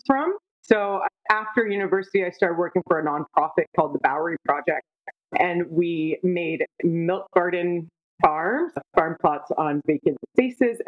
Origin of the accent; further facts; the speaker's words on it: Niagara, Ontario, Canada; also born or lived in Toronto; I'm from Niagara. I've always been around grape growing and wine